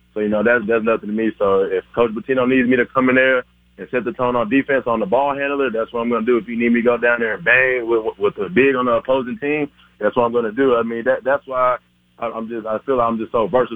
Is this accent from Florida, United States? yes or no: no; Houston, Texas, United States; I'm from Houston, Texas